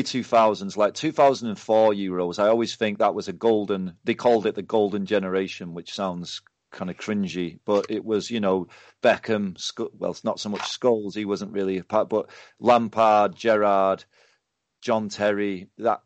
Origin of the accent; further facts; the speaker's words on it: England, United Kingdom; I'm an English person